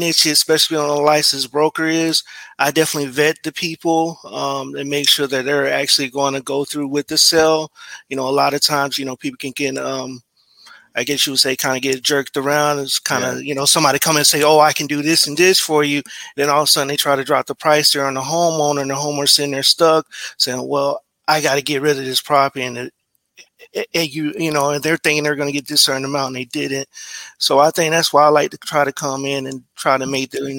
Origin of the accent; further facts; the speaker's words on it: Brevard County, Florida, United States; moved away as an adult; also born or lived in Tallahassee, Florida; now in Tampa, United States; I'm actually here from Brevard County. That's actually on the East Coast